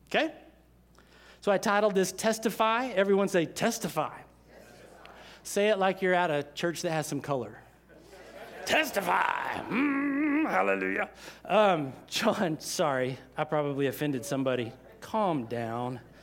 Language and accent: English; United States; we were raised in America, so, uh, most of us were raised in church